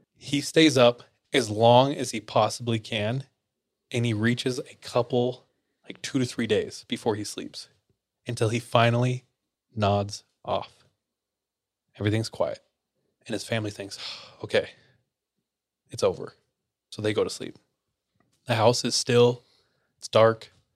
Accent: Visalia, California, United States; also born or lived in Australia; I grew up in Visalia, California, near Fresno.

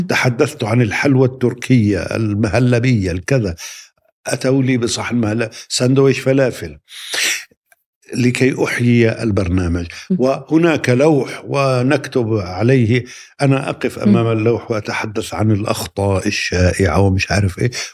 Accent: Palestine; moved away as an adult; also born or lived in London; عدت إلى بلدي فلسطين

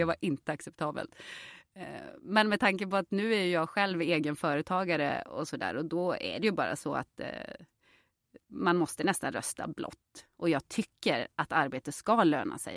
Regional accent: Jokkmokk, Norrbotten County, Sweden; also born or lived in Påarp, Skåne; now in Stockholm, Sweden; jag är ju uppväxt i Jokkmokk och i Jokkmokk så är ju alla röda

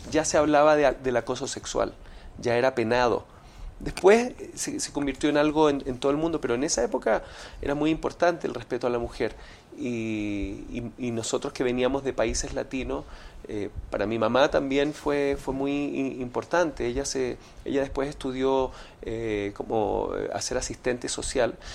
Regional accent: Venezuela; yo no sufrí mucho bullying, más cuando niño en Venezuela

